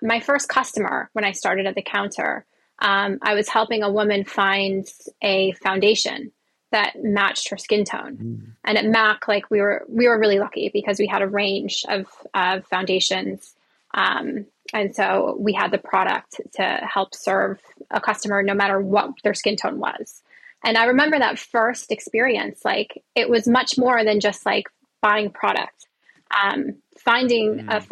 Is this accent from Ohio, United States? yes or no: yes; Columbus, Ohio, United States; I was born in Columbus, Ohio.